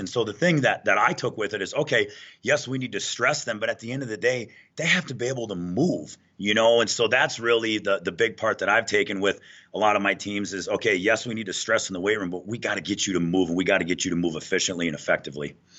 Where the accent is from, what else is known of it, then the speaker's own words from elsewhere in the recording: Minnesota, United States; moved away as an adult; now in Denver, United States; born and raised in Minnesota